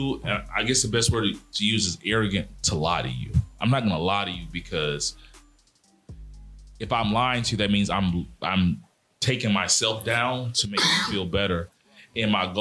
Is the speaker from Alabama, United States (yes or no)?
yes; Mobile, Alabama, United States; I'm from Mobile, Alabama. I grew up in the South